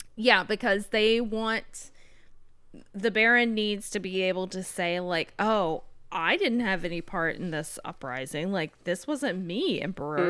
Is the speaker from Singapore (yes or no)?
no; South Carolina, United States; I'm from South Carolina.